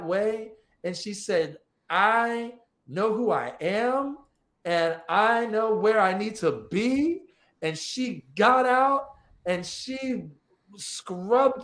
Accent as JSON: {"language": "English", "town": "Florence", "region": "Alabama", "country": "United States", "tie": "born or raised there", "moved": "yes", "said": "I'm from Florence, Alabama."}